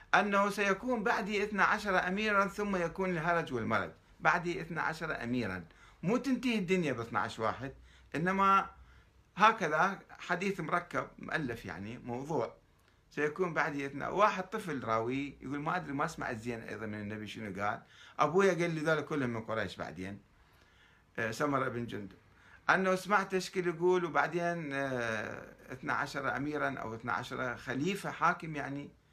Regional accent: Iraq; also born or lived in Iran

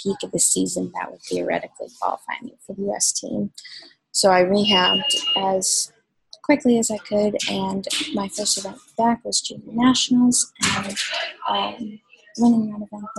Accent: Redding, Connecticut, United States; also born or lived in Mount Kisco, New York; So even though I was born in Mount Kisco, I grew up most of my early years in Redding, Connecticut

